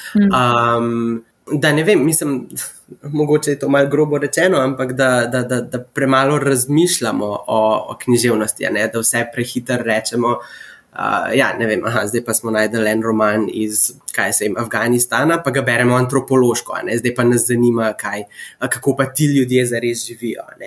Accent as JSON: {"language": "Slovenian", "country": "Slovenia", "also_born_or_lived": "Abu Dhabi, United Arab Emirates", "moved": "as an adult", "lives_now": "United States", "said": "sem iz Slovenije"}